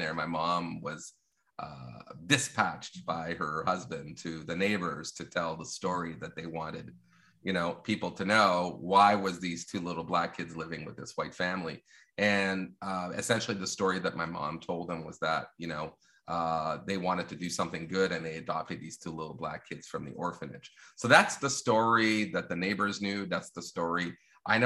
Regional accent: Longueuil, Quebec, Canada; my own experience growing up in the South Shore of Montreal and Longueuil

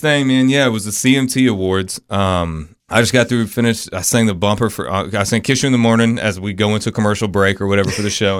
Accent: Florida, United States; I'm from Florida

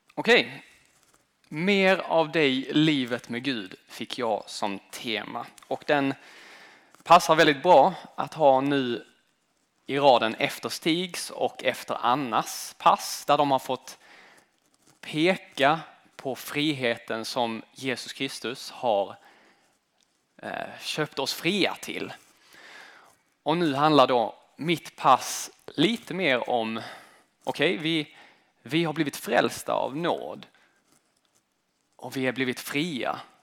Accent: Sweden; moved away as an adult; also born or lived in United States; Det land som jag har växt upp i, den svenska kulturen.

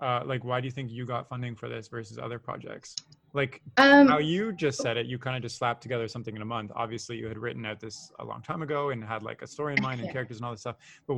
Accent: Canada; But also I'm Canadian and there are other Canadians listening to this.

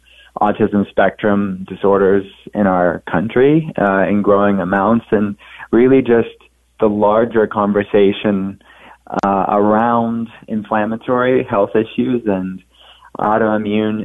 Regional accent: Pittsburgh, Pennsylvania, United States; I'm from Pittsburgh

